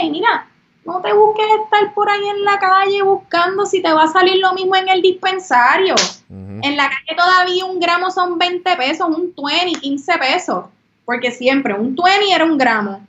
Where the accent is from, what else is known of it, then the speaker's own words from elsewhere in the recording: Puerto Rico; aquellos que somos locales